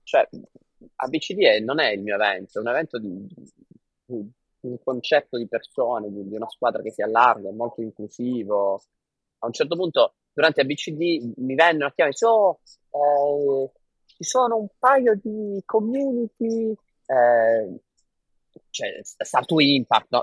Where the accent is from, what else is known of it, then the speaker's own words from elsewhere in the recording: Bari, Apulia, Italy; moved away; also born or lived in Singapore; io da barese